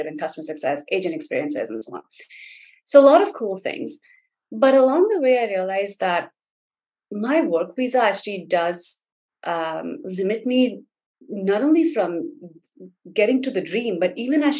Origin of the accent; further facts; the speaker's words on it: India; moved away as an adult; now in United States; I grew up in India.